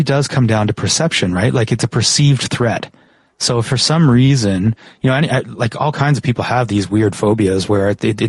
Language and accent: English; Canada; I'm from Canada and there's no poisonous spiders in Canada.